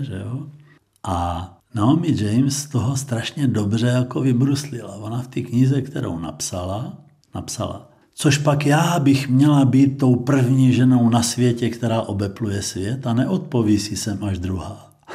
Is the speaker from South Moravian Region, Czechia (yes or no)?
yes; Znojmo, South Moravian Region, Czechia; Já jsem vyrůstal ve Znojmě